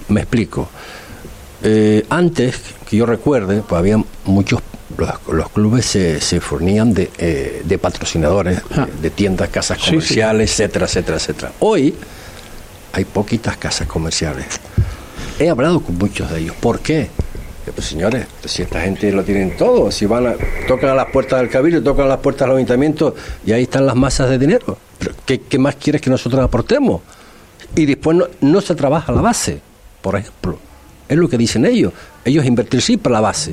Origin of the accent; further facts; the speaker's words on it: Fuerteventura, Canary Islands, Spain; soy majorero de toda la vida